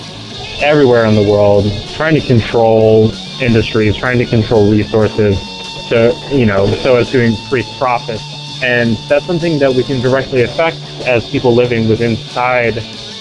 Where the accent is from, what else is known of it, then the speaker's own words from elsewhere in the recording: Baltimore, Maryland, United States; I'm from Baltimore.